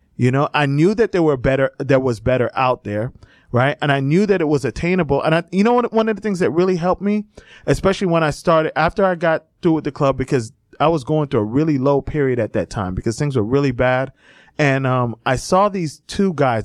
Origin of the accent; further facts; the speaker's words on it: Miami, Fort Lauderdale area, South Florida, United States; moved away; I grew up in South Florida, in, uh, Miami, uh, Fort Lauderdale area